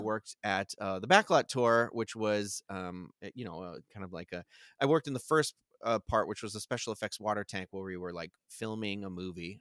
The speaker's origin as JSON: {"language": "English", "town": "Carver", "region": "Massachusetts", "country": "United States", "tie": "born or raised there", "said": "I grew up in Carver, Massachusetts"}